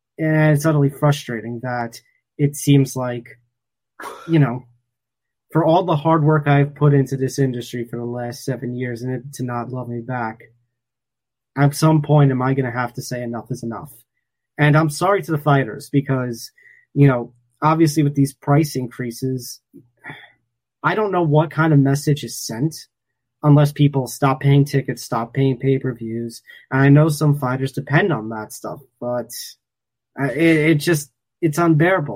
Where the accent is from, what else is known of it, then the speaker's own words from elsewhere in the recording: New York, United States; my hometown of New York